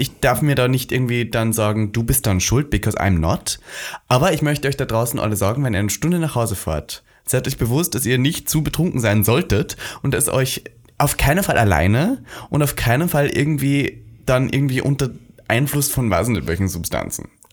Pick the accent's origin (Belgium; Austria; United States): Austria; Wir als Österreicher